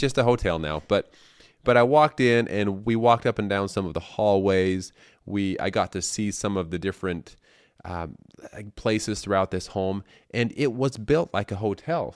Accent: Colorado City, Arizona, United States; moved away as an adult; my hometown, Short Creek

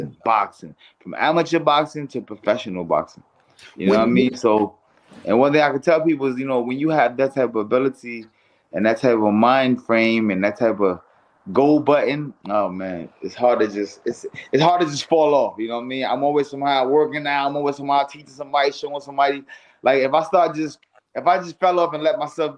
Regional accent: New York City, New York, United States; moved away as an adult; now in California, United States; growing up in Brownsville, Brooklyn

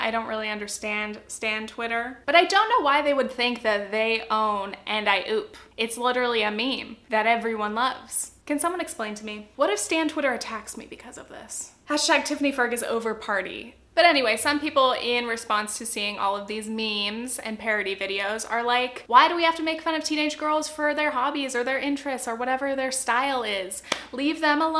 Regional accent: Southern California, United States; I'm from Southern California

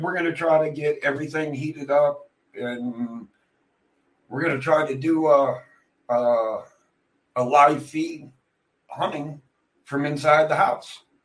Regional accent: Pennsylvania, United States; I was born and raised in Pennsylvania.

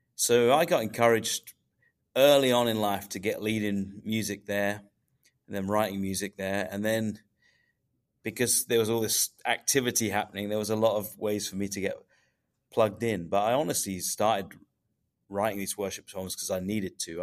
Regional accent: England, United Kingdom; I'm from England

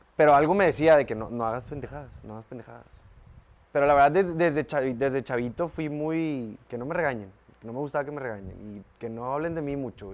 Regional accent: Monterrey, Nuevo León, Mexico; De los 0 a los 18 años de mi vida en la Linda Vista

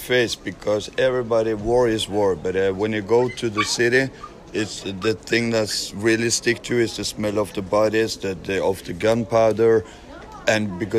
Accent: Norway; Yeah, I'm from Norway.

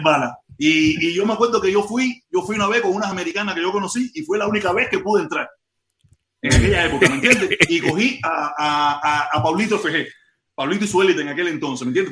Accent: Havana, Cuba; moved away as an adult; also born or lived in Santos Suárez / Playa / Regla / Cayo Hueso, Centro Habana; now in United States; Yo soy nacido y criado en Vedado, yo soy nacido y criado en Vedado

